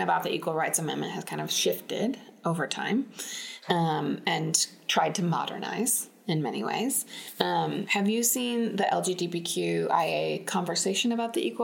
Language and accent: English; Utah, United States; I'm from Utah